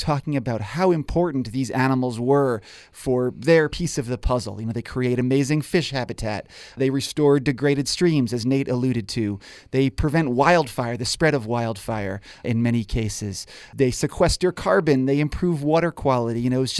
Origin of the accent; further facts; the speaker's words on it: New York, United States; I grew up in New York and spent a lot of time watching them build and swim and tail slap in upstate New York.